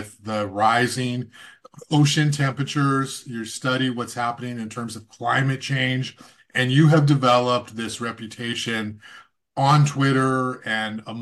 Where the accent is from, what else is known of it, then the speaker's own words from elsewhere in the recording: Goleta, California, United States; I grew up in Santa Barbara, Goleta